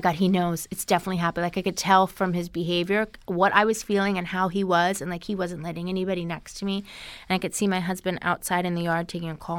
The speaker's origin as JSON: {"language": "English", "region": "New York", "country": "United States", "tie": "born or raised there", "said": "I grew up in New York"}